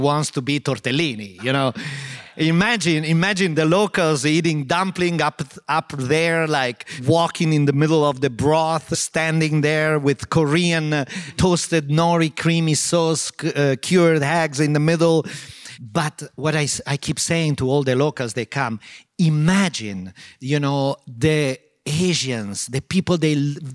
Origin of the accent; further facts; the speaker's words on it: Modena, Emilia-Romagna, Italy; English is a second language; also born or lived in New York; I grew up in Modena.